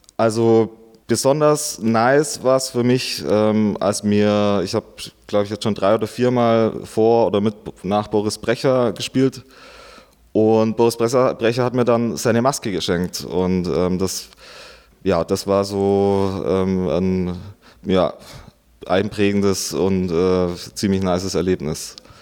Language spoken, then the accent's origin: German; Augsburg district, Bavaria, Germany; also born or lived in Stuttgart; ich bin geboren in Stuttgart und aufgewachsen hier im Landkreis Augsburg, also nicht direkt in der Stadt.